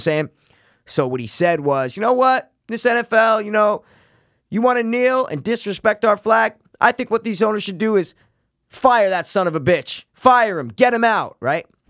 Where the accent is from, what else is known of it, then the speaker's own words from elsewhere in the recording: United States; that's what you do as an American